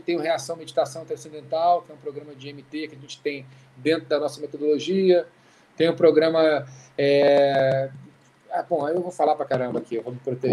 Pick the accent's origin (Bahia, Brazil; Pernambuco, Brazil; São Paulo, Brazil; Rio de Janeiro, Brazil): Rio de Janeiro, Brazil; also born or lived in Oxford, England / Berkeley, California; Eu cresci no Rio de Janeiro, que é uma cidade muito doida